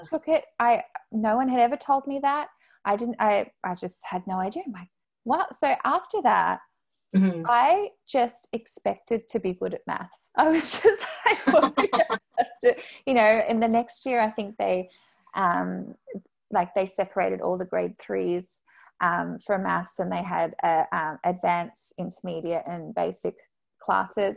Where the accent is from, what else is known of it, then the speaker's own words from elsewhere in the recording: Quebec, Canada; we are both from Quebec